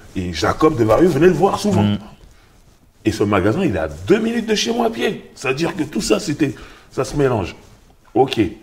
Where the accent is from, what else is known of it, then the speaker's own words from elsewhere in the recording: Sarcelles, Île-de-France, France; je viens de Sarcelles, mhm. donc en banlieue parisienne.